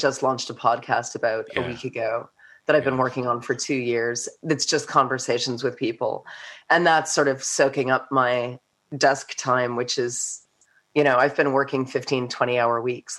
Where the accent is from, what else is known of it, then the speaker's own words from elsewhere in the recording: New York, United States; moved away as an adult; now in Hawke's Bay, New Zealand; I'm from New York.